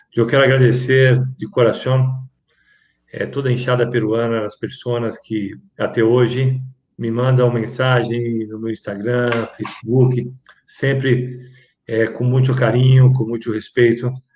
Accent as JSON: {"language": "Portuguese", "country": "Brazil", "said": "eu não sou peruano, eu sou brasileiro"}